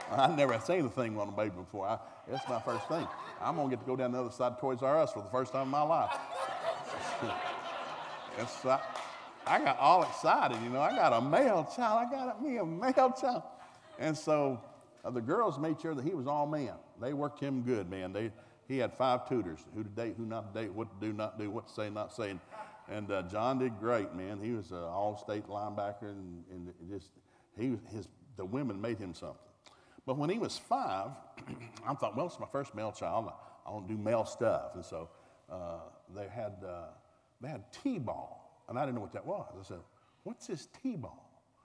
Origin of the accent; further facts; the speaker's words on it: the South, United States; Now, I'm a man from the South.